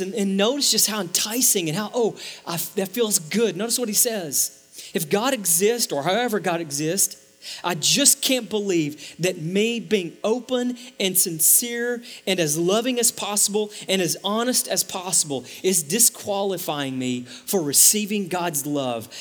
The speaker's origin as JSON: {"language": "English", "region": "East Texas", "country": "United States", "tie": "born or raised there", "also_born_or_lived": "Dallas–Fort Worth Metroplex", "moved": "yes", "lives_now": "Dallas–Fort Worth, United States", "said": "I grew up in East Texas where to get to Walmart was like take a right and then take a left."}